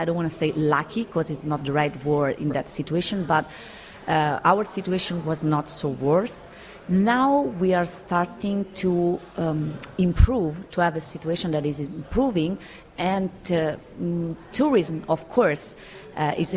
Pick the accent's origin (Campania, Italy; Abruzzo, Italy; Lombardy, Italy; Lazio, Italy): Lazio, Italy; Rome; I was born and raised in Rome, but I also had the opportunity to travel the world during my life